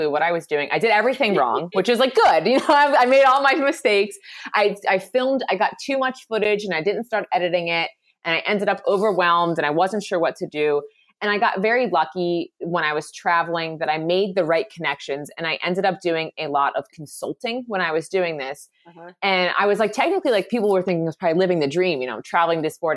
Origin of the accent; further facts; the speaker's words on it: Philadelphia, Pennsylvania, United States; I'm originally from Philadelphia